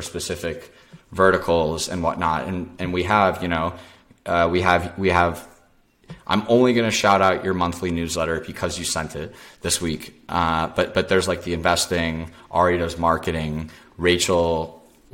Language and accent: English; Dallas, Texas, United States; now in Austin, United States; I grew up in Dallas